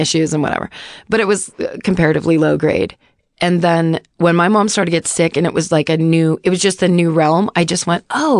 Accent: North Carolina, United States; I'm from North Carolina, but my dad grew up on the north side of Chicago.

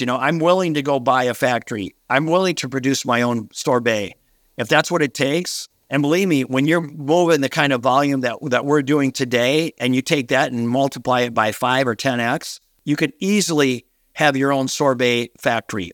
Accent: Minnesota, United States; a relatively small town here in Minnesota, my hometown where I grew up

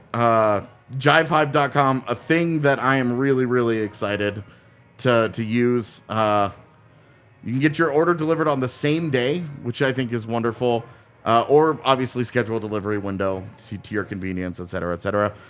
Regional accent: Texas, United States; now in Colorado, United States; I grew up in Texas

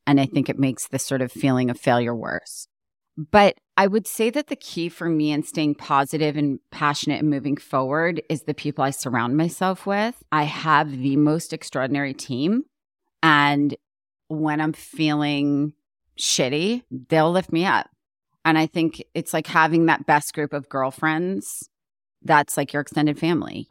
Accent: New York, United States; moved away as an adult; now in Los Angeles, United States; coming from the East Coast, like being a New Yorker and then moving here, even though it was so long ago

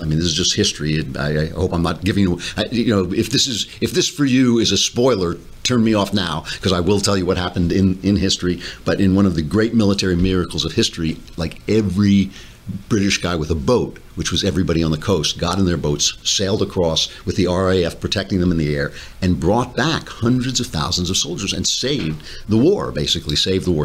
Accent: New York, United States; I'm a New Yorker

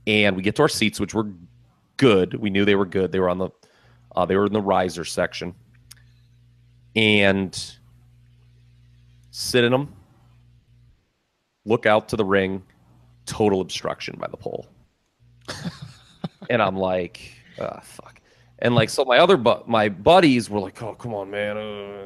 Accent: Ohio, United States; We're from Ohio

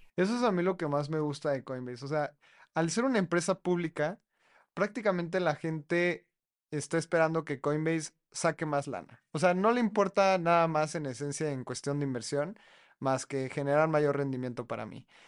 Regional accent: Mexico; yo como mexicano que no hablo chino

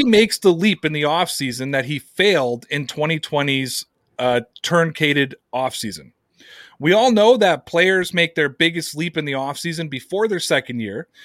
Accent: Canada; here in my home country of Canada

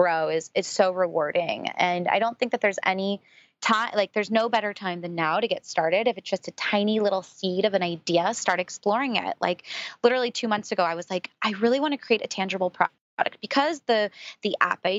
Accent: San Francisco, California, United States; being from San Francisco, I grew up around Silicon Valley

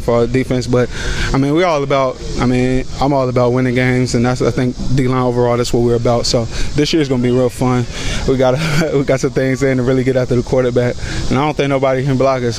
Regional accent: Georgia, United States; moved away as an adult; now in Kentucky, United States; I'm from Georgia.

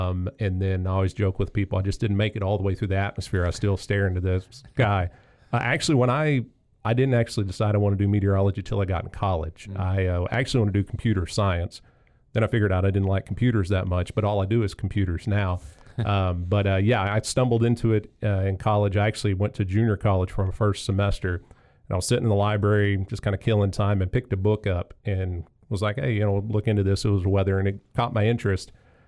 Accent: Goldthwaite, Texas, United States; But I've grown up in Central Texas. I graduated high school out in a little town, Goldthwaite, out on the western edge of our viewing area.

